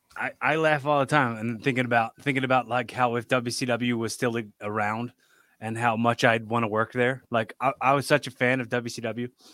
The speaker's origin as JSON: {"language": "English", "town": "Philadelphia", "region": "Pennsylvania", "country": "United States", "said": "I'm from Philly. I know how Philly people are"}